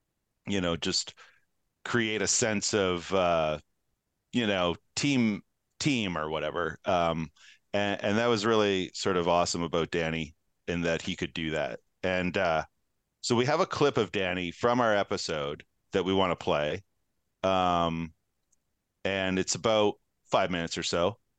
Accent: Manitoba, Canada; small town hockey rivalries growing up in Manitoba.

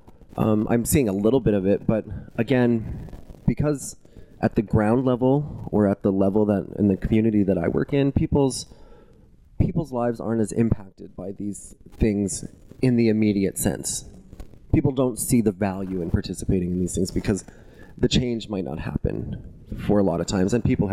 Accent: Couchiching First Nation, Ontario, Canada; also born or lived in Treaty 2 territory / Winnipeg; I am from Kuchiching First Nation

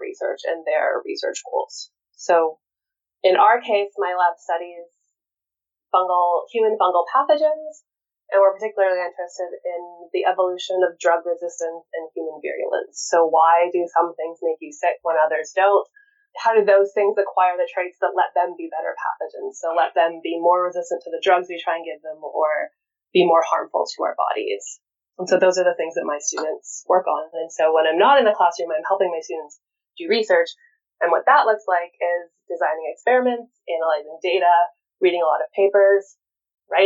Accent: Winnipeg, Manitoba, Canada; moved away as an adult; I actually got to come back to Winnipeg, which is where I'm from, to actually work at a university in my hometown

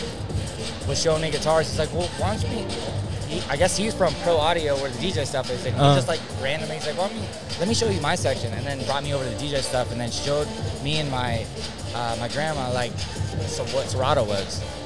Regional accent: San Diego, California, United States; I'm from San Diego

